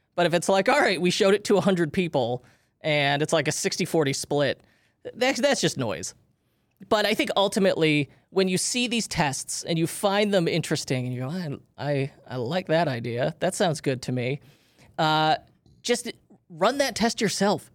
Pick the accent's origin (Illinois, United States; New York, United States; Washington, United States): Illinois, United States; Chicago; we grew up in Chicagoland